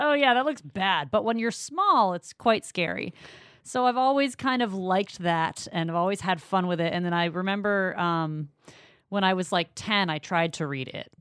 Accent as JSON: {"language": "English", "region": "Maine", "country": "United States", "said": "I'm from Maine"}